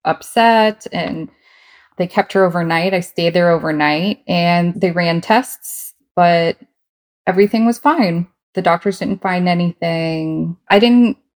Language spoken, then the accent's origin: English; Virginia, United States; I am from Virginia in the U.S.